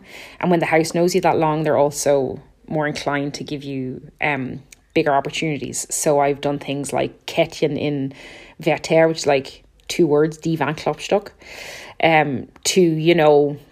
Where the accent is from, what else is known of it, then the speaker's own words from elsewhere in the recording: Ireland; moved away as an adult; also born or lived in Munich, Germany; I'm an Irish mezzo soprano. And I have been based in Munich, I suppose, for the last 14 years.